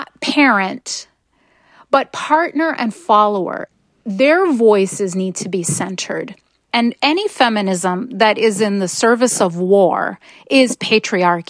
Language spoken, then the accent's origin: English; Madison, Wisconsin, United States; I grew up in Madison, Wisconsin.